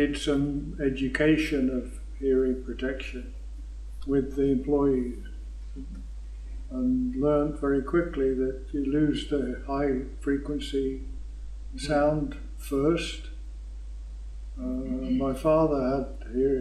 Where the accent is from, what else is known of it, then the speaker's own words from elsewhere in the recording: Burton-on-Trent, West Midlands, United Kingdom; also born or lived in Fort McMurray, Canada; now in Bolton, Canada; I was born in Burton-on-Trent, Staffordshire, Midlands in England